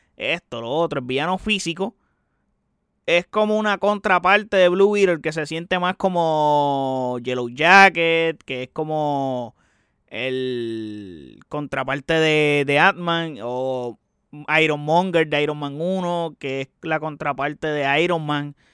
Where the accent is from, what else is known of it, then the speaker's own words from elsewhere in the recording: Puerto Rico; soy puertorriqueño